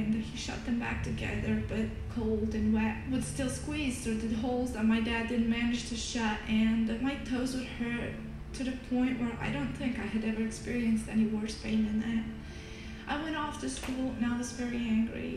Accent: Bosnia & Herzegovina; I was born and raised in Bosnia, a country torn with war, poverty, disaster, and just pure devastation

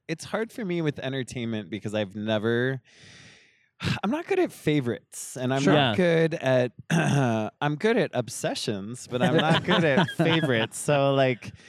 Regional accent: Sacramento, California, United States; moved away as an adult; also born or lived in Okinawa, Japan / Switzerland / Berlin, Germany; now in Mexico City, Mexico; I loved growing up in Sacramento. I have my yeah. own Sacramento pride.

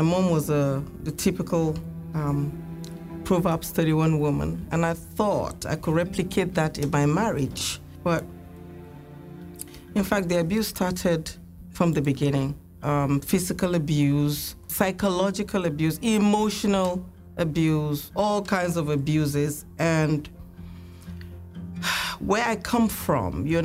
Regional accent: Nigeria; I'm from Nigeria

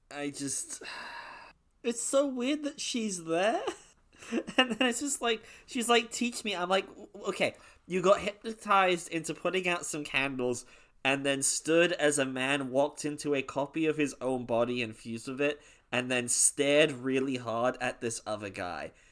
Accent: United Kingdom; I'm actually British.

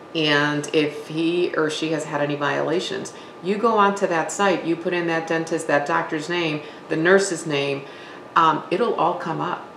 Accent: Wisconsin, United States; I am from Wisconsin, born and raised

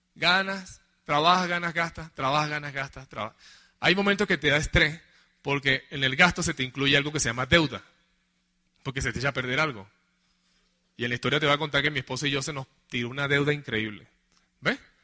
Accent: Venezuela; Nosotros en Venezuela

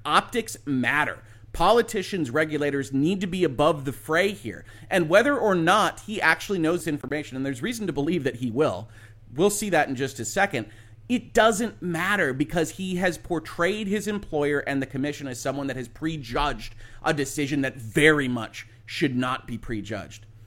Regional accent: United States; as an American

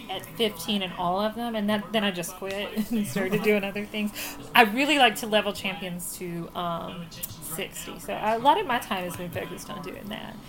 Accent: Virginia, United States; because we're from Virginia and that's what you do.

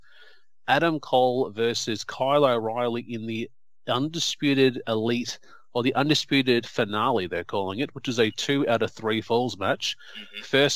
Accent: Australia

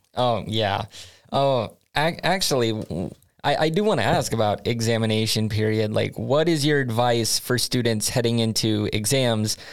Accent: United States; now in Sweden; as an American

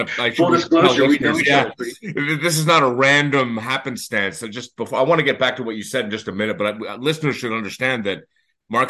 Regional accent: Toronto, Ontario, Canada; moved away as an adult; now in Montreal, Canada; We grew up in Toronto, both of us, and that's where we're from

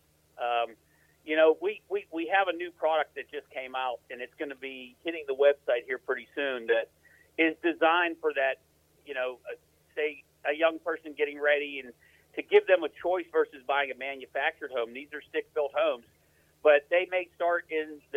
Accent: Western Pennsylvania, United States; now in North Carolina, United States; I'm not from around here originally, right? I'm from Western Pennsylvania.

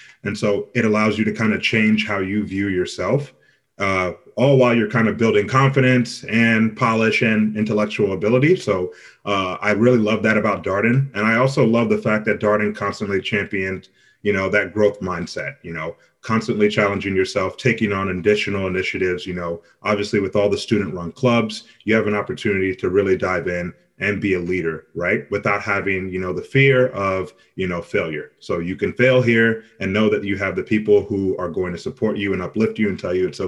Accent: Louisville, Kentucky, United States; moved away; also born or lived in Nigeria; originally from Nigeria, but grew up here primarily in the States in Louisville, Kentucky

